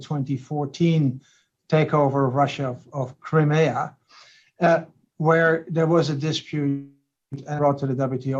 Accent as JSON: {"language": "English", "country": "Netherlands", "said": "I come from the Netherlands"}